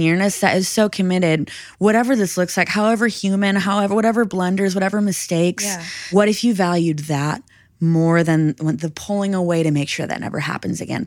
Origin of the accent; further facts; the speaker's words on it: Minnesota, United States; I'm from Minnesota, I'm from the north, we have snow.